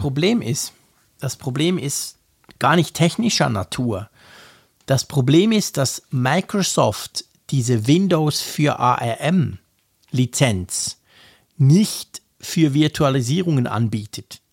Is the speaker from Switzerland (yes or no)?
yes; Switzerland; als Schweizer